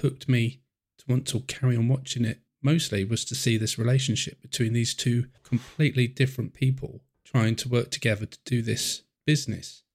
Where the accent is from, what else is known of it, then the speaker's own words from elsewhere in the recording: England, United Kingdom; I'm English. I'm in England